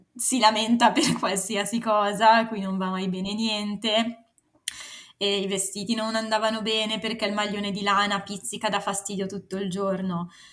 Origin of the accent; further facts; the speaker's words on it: Varese, Lombardy, Italy; moved away as an adult; now in Milan, Italy; sono cresciuta a Varese